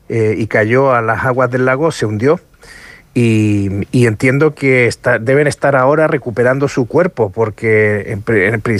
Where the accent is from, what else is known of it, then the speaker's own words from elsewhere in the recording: Los Lagos, Chile; está en la región de los lagos, de donde yo soy originario y tengo obviamente redes allí